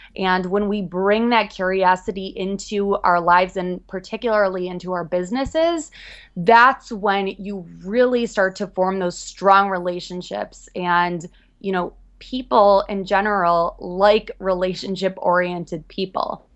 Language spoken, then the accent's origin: English; Chicago, Illinois, United States; now in New York City, United States; I'm originally from Chicago, Midwest girl, moved out to New York